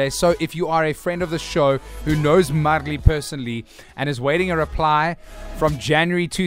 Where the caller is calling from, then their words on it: Cape Town, Western Cape, South Africa; I'm listening from Cape Town, guys.